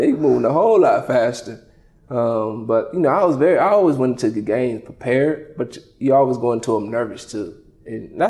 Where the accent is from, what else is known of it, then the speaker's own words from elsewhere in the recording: Lake Butler, Florida, United States; moved away as an adult; also born or lived in Clemson, South Carolina / Buffalo, New York; my hometown in Lake Butler